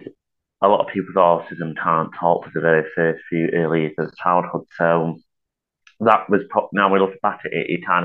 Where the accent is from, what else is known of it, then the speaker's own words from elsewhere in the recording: Chadderton, North West England, United Kingdom; I'm from a town called Chadderton. It's part of Oldham, Manchester, basically